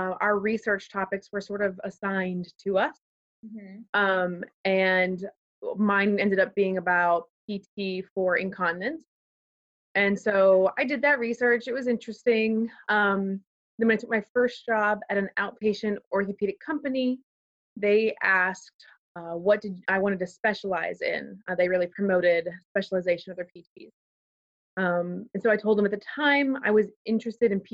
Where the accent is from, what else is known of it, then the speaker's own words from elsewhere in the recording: Pittsburgh area, Western Pennsylvania, United States; I'm originally from the Pittsburgh area of Pennsylvania, so Western Pennsylvania. I grew up on a farm in the middle of nowhere